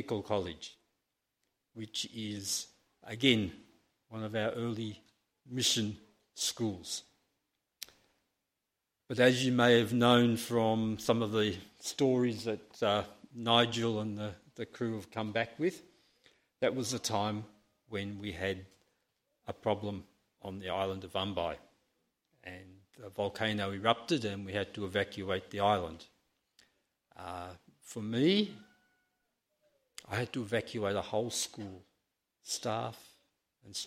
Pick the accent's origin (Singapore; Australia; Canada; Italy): Australia; Victoria; moved away as an adult; now in Vanuatu; I'm actually from Victoria, but I've spent the last 7 years in Vanuatu